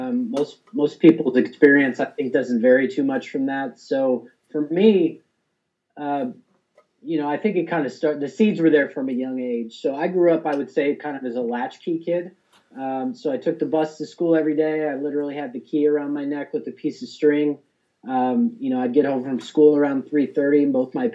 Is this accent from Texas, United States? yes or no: yes; Texas, United States; the town that I grew up in Texas